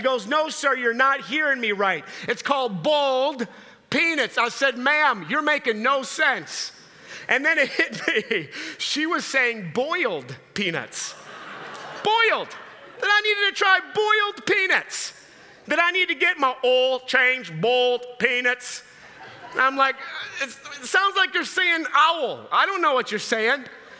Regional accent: Minnesota, United States; I'm from Minnesota.

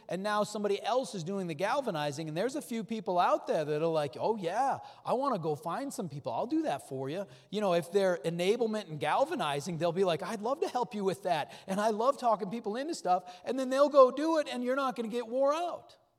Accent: North Dakota, United States; I grew up in North Dakota

